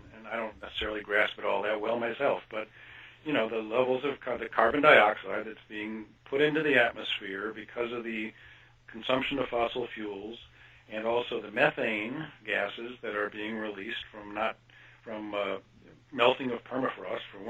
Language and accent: English; Kansas, United States; moved away; I grew up in Kansas, actually, for part of my life, and went to the University of Kansas